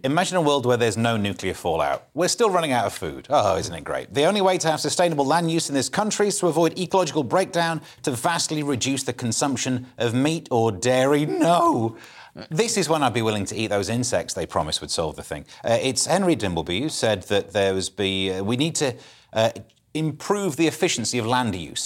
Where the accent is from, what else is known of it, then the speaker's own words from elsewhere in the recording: Mansfield, East Midlands, United Kingdom; I'm from Mansfield. I can't do foreign accent.